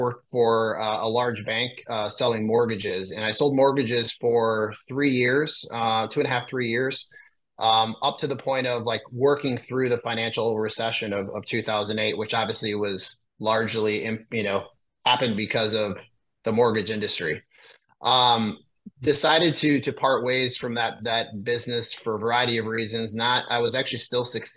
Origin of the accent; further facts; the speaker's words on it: a small town in northern Illinois, United States; also born or lived in Chicago suburbs, Illinois; I'm from a small town in northern Illinois. I'm based out of a kind of a far northwest suburb of Chicago